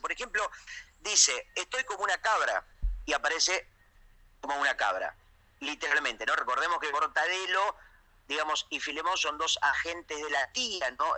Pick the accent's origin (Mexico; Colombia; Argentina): Argentina; más fuerte me siento yo como persona y como argentino